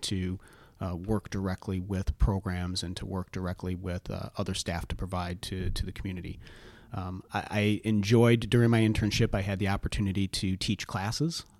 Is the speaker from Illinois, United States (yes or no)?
yes; Rock Island, Illinois, United States; that's my hometown